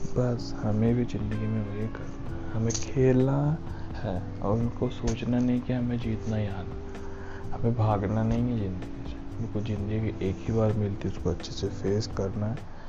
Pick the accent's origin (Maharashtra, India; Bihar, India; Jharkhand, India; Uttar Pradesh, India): Bihar, India; मैं बिहार से हूँ